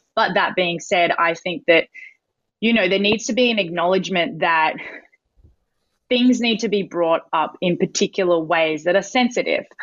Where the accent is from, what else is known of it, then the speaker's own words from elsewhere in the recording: Taiwan; moved away; also born or lived in Sydney, Australia / Shanghai, China; growing up in Taiwan